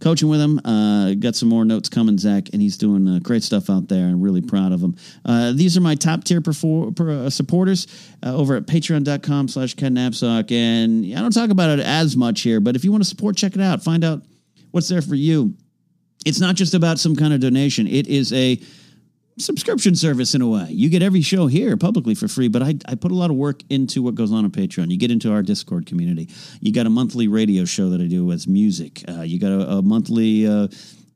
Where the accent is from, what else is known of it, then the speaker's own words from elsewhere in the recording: Arroyo Grande, California, United States; my hometown, Arroyo Grande, California